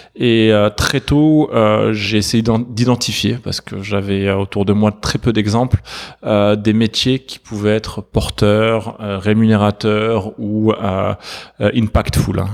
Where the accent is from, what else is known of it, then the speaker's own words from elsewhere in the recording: between Montpellier and Valence, south of France, France; j'ai grandi dans le sud de la France. entre Montpellier et Valence.